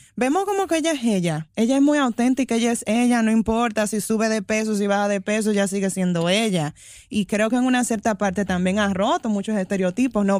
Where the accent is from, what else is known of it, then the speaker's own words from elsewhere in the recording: Dominican Republic; somos de la República Dominicana